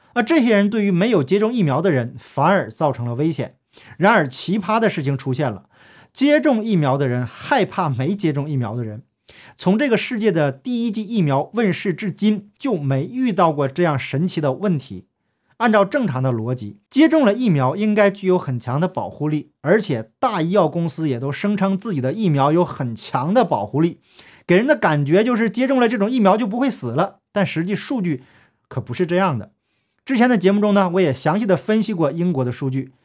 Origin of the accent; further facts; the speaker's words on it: China; 我从小在中共国接受的教育